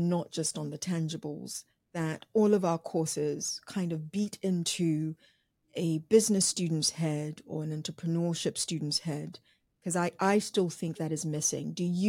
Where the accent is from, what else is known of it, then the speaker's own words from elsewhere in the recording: Nigeria; I'm Nigerian. My name gives that away totally.